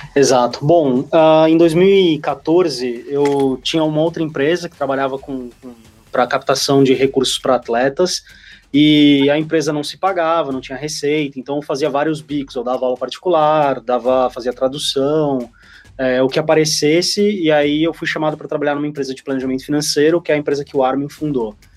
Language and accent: Portuguese; Santos, São Paulo, Brazil; eu sou de Santos também